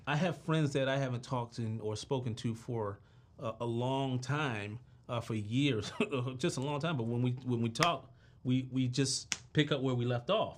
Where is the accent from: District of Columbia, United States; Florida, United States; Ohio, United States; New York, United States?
District of Columbia, United States; Washington; I'm from Southeast D C